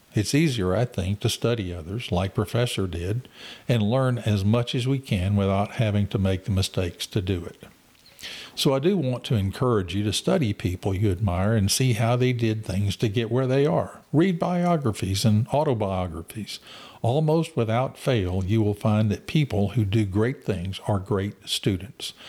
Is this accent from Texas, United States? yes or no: yes; Waller, Texas, United States; I grew up in Waller